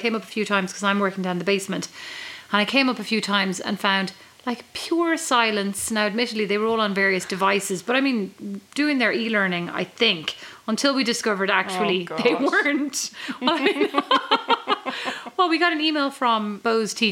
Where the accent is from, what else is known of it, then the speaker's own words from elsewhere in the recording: Kildare, Leinster, Ireland; now in Fort Wayne, United States; from Kildare